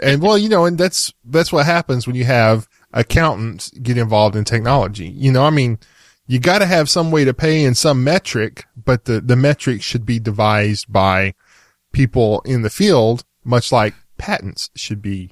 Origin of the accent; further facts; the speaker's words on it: Texas, United States; I'm from Texas.